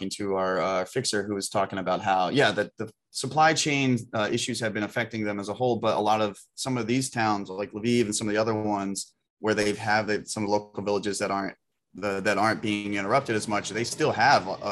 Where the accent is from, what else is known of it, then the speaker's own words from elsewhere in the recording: United States; as an American